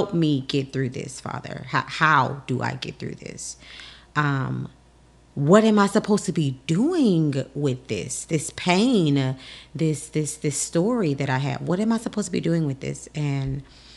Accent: Houston, Texas, United States; now in Washington, D.C., United States; I am originally from Texas.

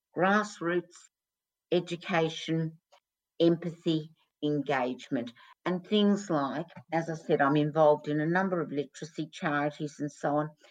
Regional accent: Australia; when I was growing up in Australia

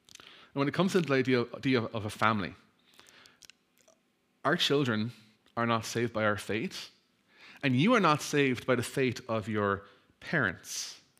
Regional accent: Ireland; I'm Irish. I have a Catholic background.

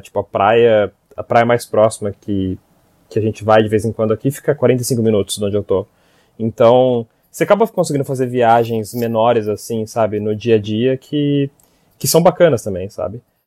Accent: Brazil; now in Japan; sendo brasileiros

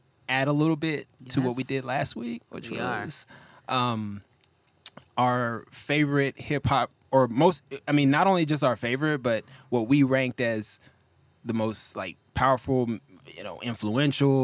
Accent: Texas, United States; now in West Coast, United States; I grew up in Texas. You know, I live out on the West Coast now

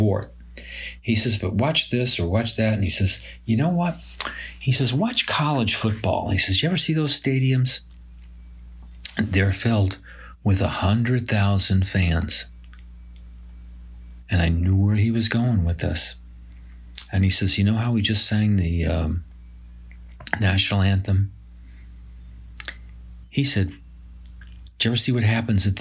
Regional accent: Binghamton, New York, United States; proud to be a resident of Binghamton

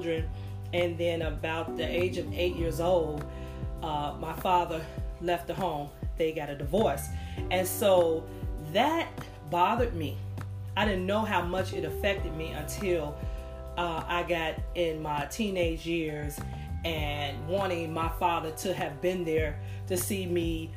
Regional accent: Chicago, Illinois, United States; broadcasting from Chicago, Illinois, my hometown

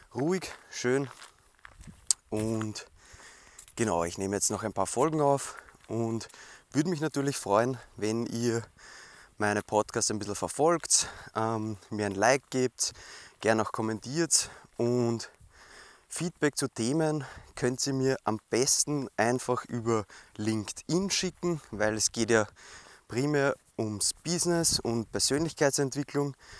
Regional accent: Weinviertel, Lower Austria, Austria; bei uns im Weinviertel in Niederösterreich

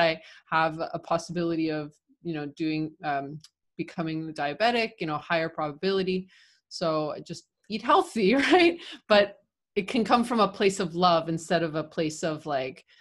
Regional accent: Canada; moved away as an adult; also born or lived in Argentina; now in Buenos Aires, Argentina; I was living in Canada, right? When I graduated, I'm Canadian Argentine.

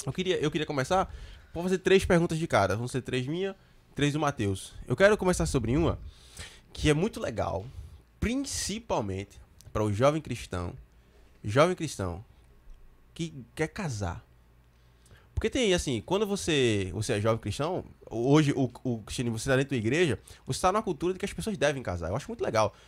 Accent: Recife metropolitan region, Pernambuco, Brazil; Recife aqui, onde a gente mora, a gente é de Recife

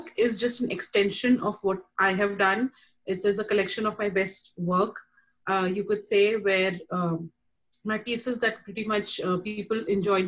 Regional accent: Kuwait; also born or lived in India; now in United States; I am an Indian, raised in Kuwait.

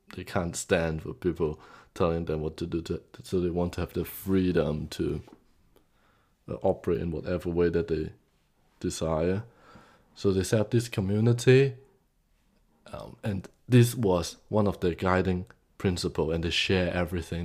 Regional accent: Hong Kong; moved away; I came from Hong Kong originally.

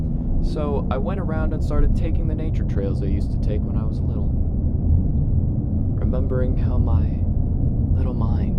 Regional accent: Sioux Falls, South Dakota, United States; I have been on a private trip back to my hometown of Sioux Falls, South Dakota.

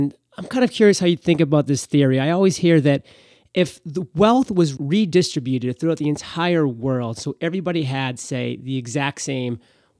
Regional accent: Maine, United States; besides the fact that we're both from Maine, I already feel that connection because it's such a small populated state, even though it's quite large size-wise.

